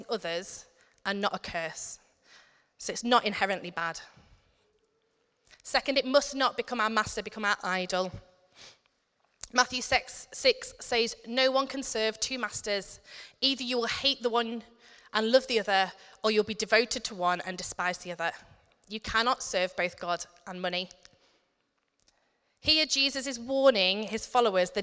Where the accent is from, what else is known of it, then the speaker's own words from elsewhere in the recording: United Kingdom; us as British people